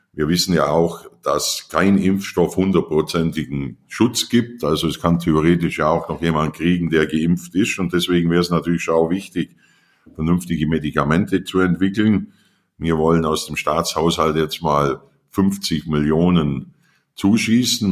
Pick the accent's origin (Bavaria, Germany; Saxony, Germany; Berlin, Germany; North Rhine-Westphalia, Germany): Bavaria, Germany; Allgäu; dann kommst du ins Allgäu und das ist meine Heimat